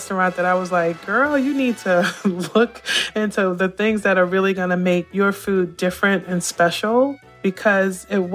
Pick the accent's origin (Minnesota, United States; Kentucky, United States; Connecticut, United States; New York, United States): New York, United States; New York City; moved away; also born or lived in Savannah, Georgia / Austin, Texas; I grew up in New York City